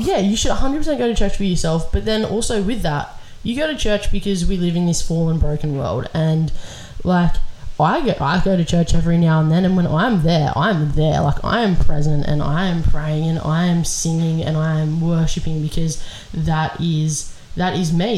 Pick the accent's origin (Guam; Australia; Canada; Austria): Australia; we live in Australia